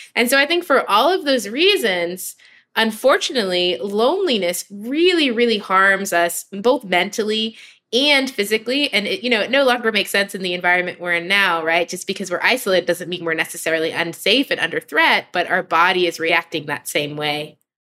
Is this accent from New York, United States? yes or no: yes; New York City, New York, United States; I grew up in New York City